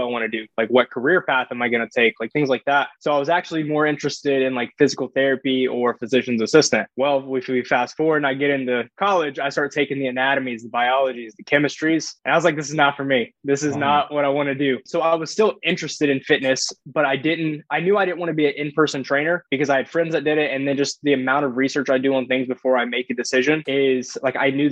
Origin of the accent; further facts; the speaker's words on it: Florida, United States; So I'm from a very small town in Florida. We didn't even have a red light.